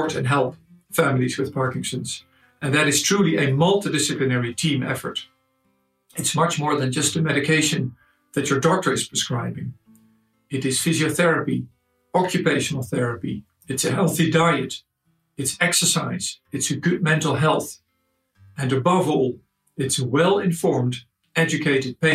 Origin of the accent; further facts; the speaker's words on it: Netherlands; I'm from Holland.